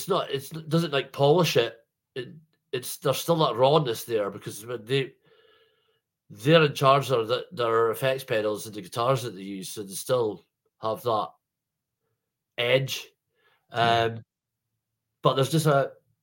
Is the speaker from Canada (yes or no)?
no; Scotland, United Kingdom; being Scottish